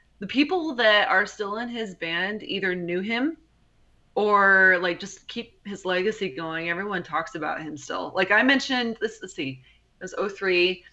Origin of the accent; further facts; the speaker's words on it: Upland, California, United States; I grew up in Upland